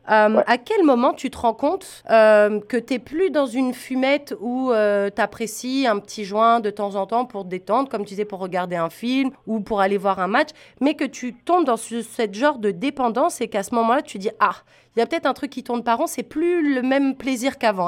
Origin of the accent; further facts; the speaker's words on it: France; tu dois sûrement l'entendre à mon accent. Moi, je viens pas du Canada. Moi, je viens de mhm. France.